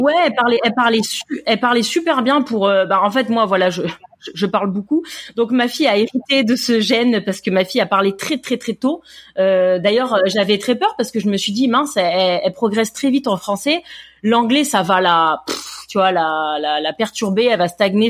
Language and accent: French; Grasse, Provence-Alpes-Côte d'Azur, France; moved away as an adult; also born or lived in Paris, France; now in California, United States; moi et mon mari, hein, tous les deux, on est on est de la Côte d'Azur, on est de Grasse